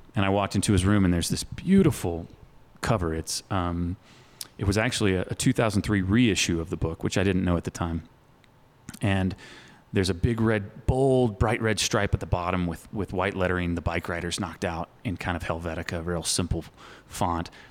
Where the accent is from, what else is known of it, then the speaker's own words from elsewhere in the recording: Arkansas, United States; Growing up in Arkansas